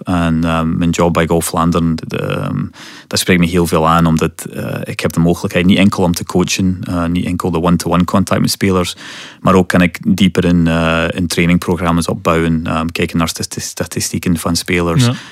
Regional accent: Scotland, United Kingdom; Dutch is a second language; moved away as an adult; now in West Flanders, Belgium; ik kom oorspronkelijk uit Scotland

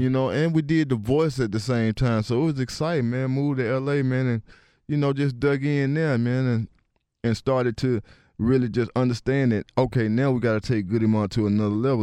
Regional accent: East Point, Georgia, United States; I'm from East Point

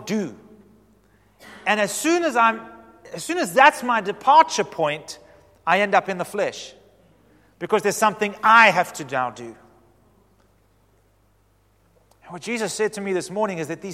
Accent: Western Cape, South Africa; we're all from the Cape

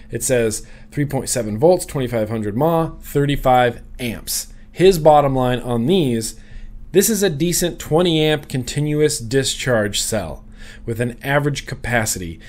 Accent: United States; I grew up in Lake Tahoe

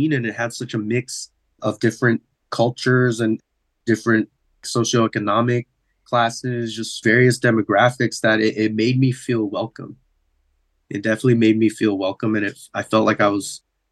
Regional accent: San Diego, California, United States; growing up in San Diego

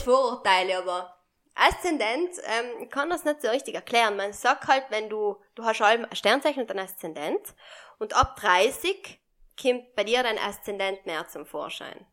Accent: Sarntal, Trentino-Alto Adige, Italy; mein Heimatdorf Sarentein

